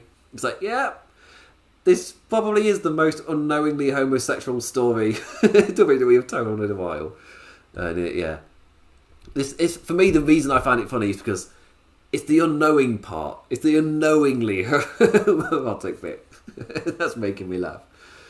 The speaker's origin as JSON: {"language": "English", "region": "England", "country": "United Kingdom", "said": "Maybe it's because I'm English"}